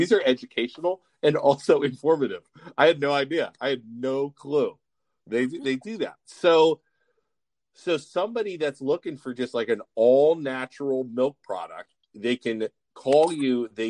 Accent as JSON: {"language": "English", "area": "South Range", "region": "Ohio", "country": "United States", "tie": "born or raised there", "said": "I am a South Range graduate."}